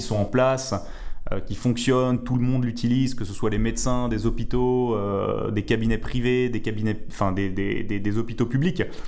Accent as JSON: {"language": "French", "country": "Switzerland", "said": "chez nous en Suisse"}